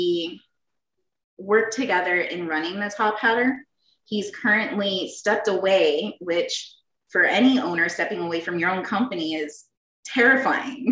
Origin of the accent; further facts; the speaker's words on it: San Antonio, Texas, United States; moved away as an adult; now in Phoenix, United States; I grew up in San Antonio, Texas, and came out here to Phoenix, Arizona when I was about 19